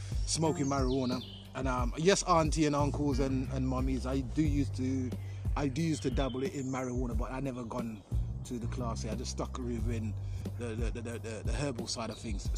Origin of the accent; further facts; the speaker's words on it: Jamaica; now in London, United Kingdom; growing up in Jamaica